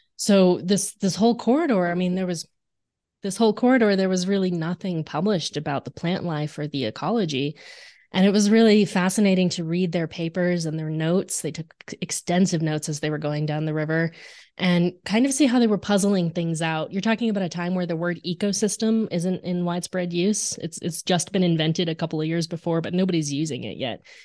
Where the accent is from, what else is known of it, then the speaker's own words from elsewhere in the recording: Arizona, United States; I grew up in Arizona